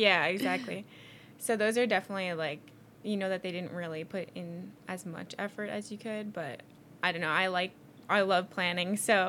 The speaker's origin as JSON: {"language": "English", "area": "Long Island", "region": "New York", "country": "United States", "said": "I'm from Long Island, but I go to school in Brooklyn College"}